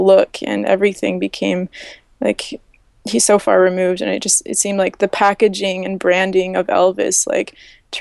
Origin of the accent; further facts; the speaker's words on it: Canada; I'm from Canada